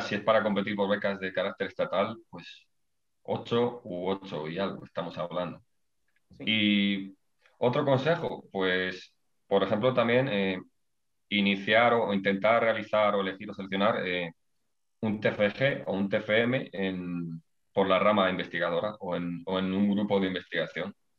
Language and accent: Spanish; Ávila, Castile and León, Spain; moved away as an adult; now in León, Spain; yo soy de, de Ávila